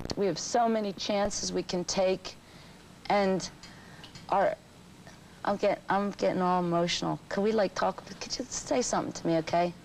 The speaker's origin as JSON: {"language": "English", "town": "Philadelphia", "region": "Pennsylvania", "country": "United States", "said": "we're both from the East Coast. Put two Philadelphia people"}